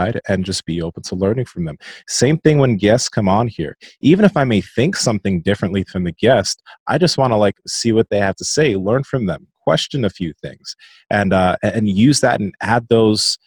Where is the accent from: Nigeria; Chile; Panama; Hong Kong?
Nigeria; I'm Nigerian